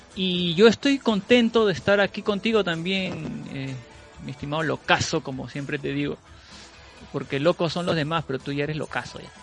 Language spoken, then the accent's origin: Spanish; Peru; yo soy de Perú